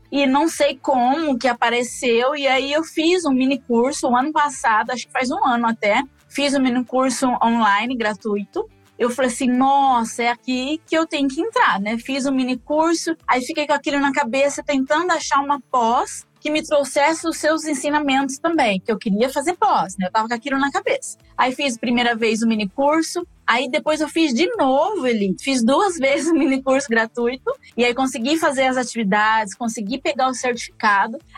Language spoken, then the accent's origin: Portuguese; Presidente Prudente, São Paulo, Brazil; now in Maringá, Brazil; agora eu moro atualmente em Maringá, Paraná, mas eu vim de Presidente Prudente, interior de São Paulo, né?